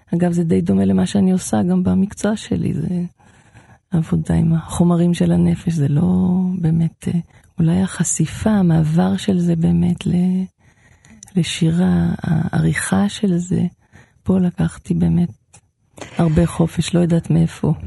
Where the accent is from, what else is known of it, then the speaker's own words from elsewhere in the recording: Israel; בקיבוץ שאני גדלתי בו